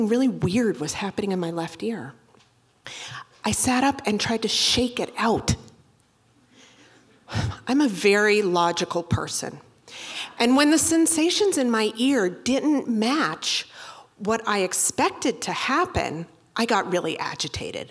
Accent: Boston, Massachusetts, United States; I'm from Boston

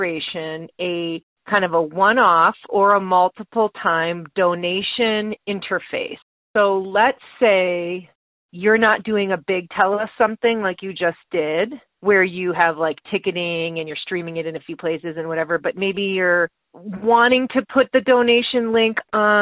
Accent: Wisconsin, United States; moved away; I'm from Wisconsin originally, too. And I am a proud cheesehead.

